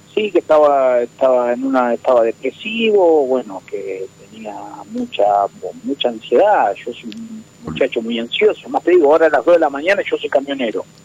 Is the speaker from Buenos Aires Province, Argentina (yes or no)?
yes; Chivilcoy, Buenos Aires Province, Argentina